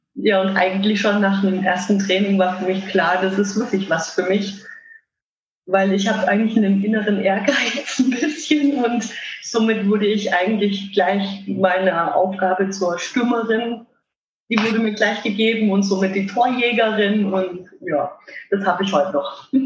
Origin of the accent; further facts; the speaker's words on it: Würzburg, Bavaria, Germany; ich komme aus Würzburg, bin 32 Jahre alt